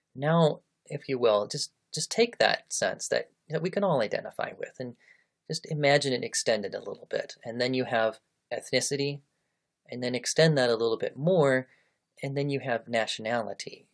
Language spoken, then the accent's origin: English; United States; also born or lived in Japan / Malaysia; I am an American. it's it's where I was born, it's how I was raised, it's who I am